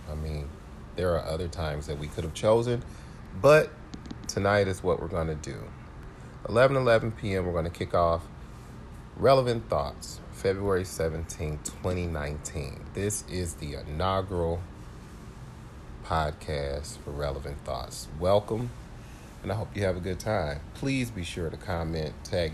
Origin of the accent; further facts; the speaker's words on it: St. Louis, Missouri, United States; now in Chicago, United States; I am originally from St. Louis, Missouri, so the great majority of my family and friends are there. I'm currently in Chicago